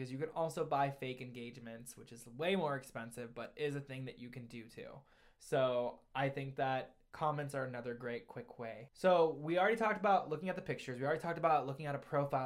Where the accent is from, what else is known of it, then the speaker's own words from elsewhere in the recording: Ohio, United States; also born or lived in New York City; I'm from Ohio. I'm from New York City.